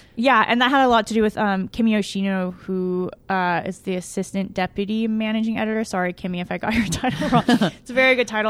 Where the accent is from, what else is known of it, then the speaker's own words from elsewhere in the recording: Pasadena, California, United States; I grew up in Pasadena. Uh, I was born here, um, grew up in L